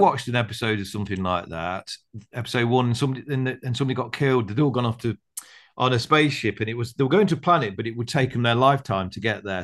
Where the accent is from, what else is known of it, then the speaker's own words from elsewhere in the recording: United Kingdom; I'm British